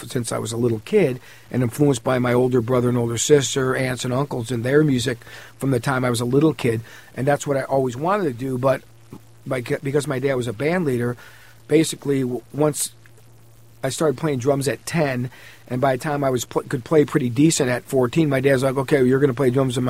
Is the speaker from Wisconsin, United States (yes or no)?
no; Cleveland, Ohio, United States; I grew up in Cleveland.